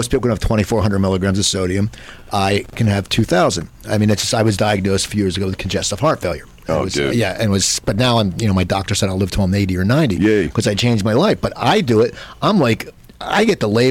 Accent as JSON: {"language": "English", "region": "New Jersey", "country": "United States", "tie": "born or raised there"}